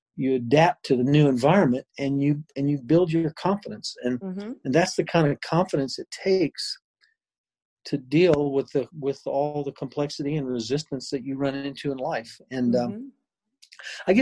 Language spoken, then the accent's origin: English; Lexington, Kentucky, United States; moved away as an adult; also born or lived in Chapel Hill, North Carolina / Virginia / Dayton, Ohio / Akron, Ohio; I grew up in Lexington, Kentucky, went to college there at the University of Kentucky